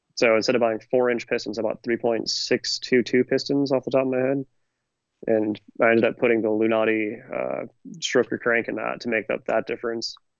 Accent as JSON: {"language": "English", "region": "Northern California", "country": "United States", "said": "I'm from Northern California"}